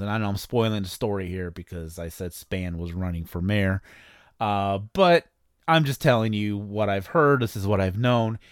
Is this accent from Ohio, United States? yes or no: no; East Chicago, Indiana, United States; moved away; my hometown of East Chicago, Indiana. I was born in East Chicago, Indiana